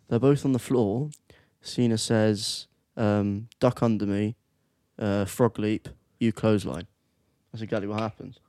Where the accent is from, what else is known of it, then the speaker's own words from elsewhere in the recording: England, United Kingdom; we're English